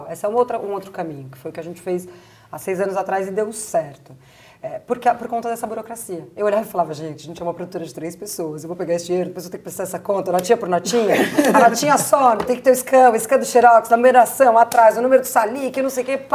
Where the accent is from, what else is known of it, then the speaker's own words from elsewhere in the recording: Brazil; porque só nós somos brasileiros